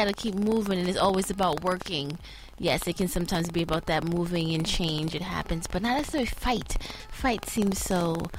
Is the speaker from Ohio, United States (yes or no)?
no; New York City, New York, United States; I'm from Harlem all day.